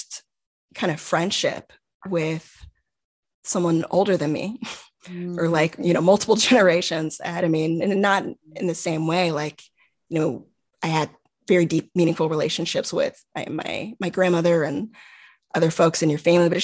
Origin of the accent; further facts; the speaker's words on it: Houston, Texas, United States; moved away as an adult; now in Bay Area, United States; I'm from Houston, just, you know, starting my job now, but I don't have any family in the Bay Area